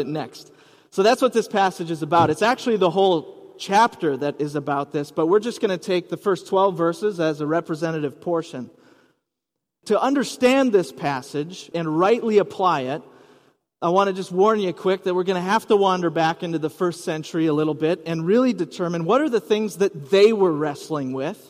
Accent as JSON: {"language": "English", "town": "Rice Lake", "region": "Wisconsin", "country": "United States", "tie": "born or raised there", "also_born_or_lived": "West Coast / overseas / Minnesota", "moved": "as an adult", "lives_now": "Twin Cities, United States", "said": "I grew up in Wisconsin, then moved to the West Coast, lived overseas for a few years, boomeranged back here to the Twin Cities, and settled in Minnesota"}